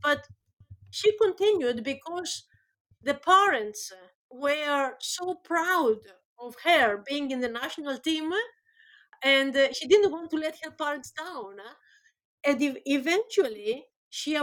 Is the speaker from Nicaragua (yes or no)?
no; Greece; moved away as an adult; now in Birmingham, United Kingdom; I'm from Greece originally